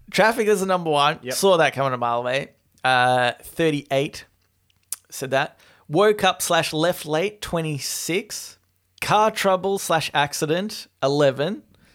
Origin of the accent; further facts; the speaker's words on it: Australia; being an Australian, I think about hockey as like field hockey.